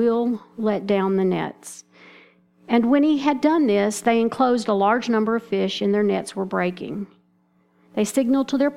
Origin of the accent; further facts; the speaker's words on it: Texas, United States; moved away; I'm from Texas, so that's what we call them there